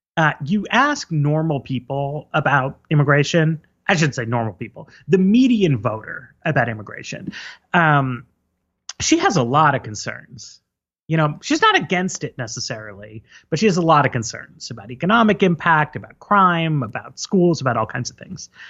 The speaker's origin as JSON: {"language": "English", "region": "New York", "country": "United States", "tie": "born or raised there", "first_language": "English", "said": "I grew up in New York, which is a very immigrant-heavy city"}